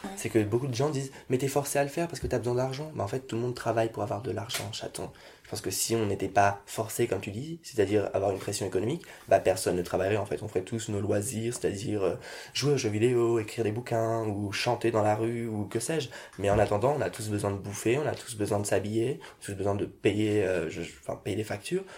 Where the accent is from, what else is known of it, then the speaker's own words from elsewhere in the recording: France; je suis né en France, je suis français